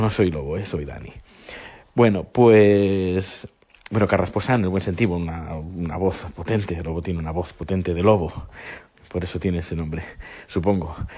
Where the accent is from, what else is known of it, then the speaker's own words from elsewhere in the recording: Navarre, Spain; siendo navarro